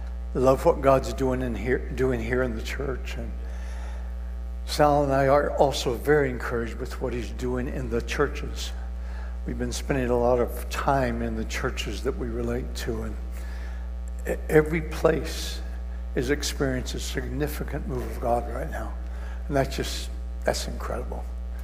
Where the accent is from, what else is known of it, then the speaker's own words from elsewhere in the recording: Kijabe, Kiambu County, Kenya; I was raised in Kenya, a mission station called Kajabi. And one of the beauties of that place is it was cool a lot of the time.